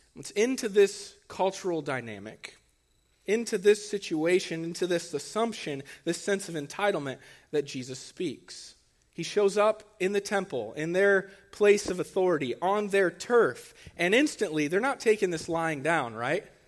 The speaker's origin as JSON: {"language": "English", "town": "Archbold", "region": "Ohio", "country": "United States", "said": "I'm from Archibald"}